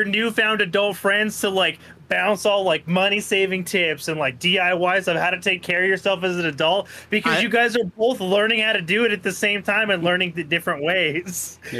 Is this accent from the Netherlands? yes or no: yes; Netherlands; I'm from Holland, isn't that weird?